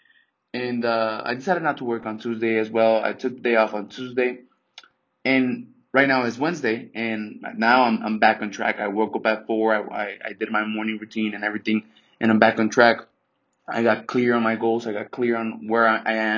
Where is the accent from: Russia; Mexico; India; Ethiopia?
Mexico; now in United States; I'm from Mexico. My mom is Mexican, and I'm Mexican as well.